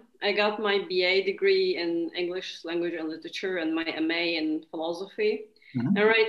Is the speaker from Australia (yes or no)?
no; Istanbul, Turkey; moved away as an adult; now in Czech Republic; Hi, I'm from Istanbul, Turkey. I'm very new here and in the Czech Republic and in the program.